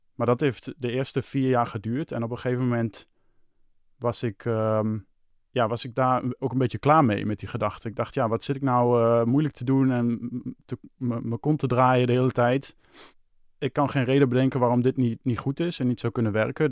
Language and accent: Dutch; Hengelo, Overijssel, Netherlands; moved away as an adult; now in Amsterdam, Netherlands; mijn verhaal begint in Hengelo. Dat is waar ik geboren ben. En Hengelo had ik eh, een vriendin. Daar woonde ik mee samen